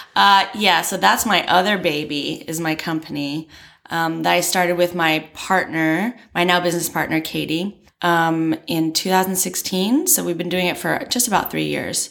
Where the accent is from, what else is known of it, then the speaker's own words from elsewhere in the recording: Maryland, United States; moved away as an adult; also born or lived in Florida; now in Beijing, China; I'm from Maryland, which is on the East Coast